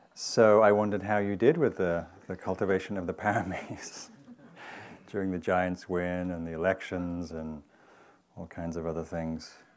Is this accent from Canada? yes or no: no; Newcastle, North East England, United Kingdom; moved away; the Newcastle, which was the big town where I grew up in Northern England.